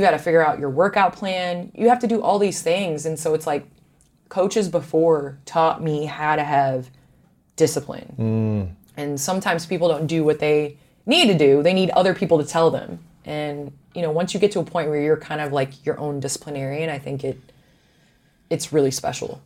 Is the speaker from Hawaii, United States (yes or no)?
no; Chicago, Illinois, United States; I am a Chicagoan. So obviously, I grew up watching the Bulls.